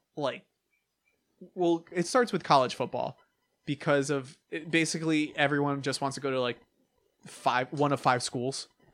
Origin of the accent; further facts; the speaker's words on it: New York, United States; I'm from New York